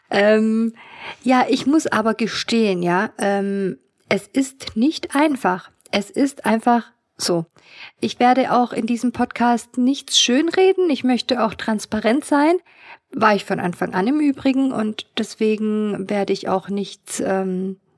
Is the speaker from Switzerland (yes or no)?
no; Kazakhstan; born there; Also ich bin ja in Kasachstan geboren und ich kann mich erinnern, dass sie immer ähm, ja so schick ähm, nach Hause kam.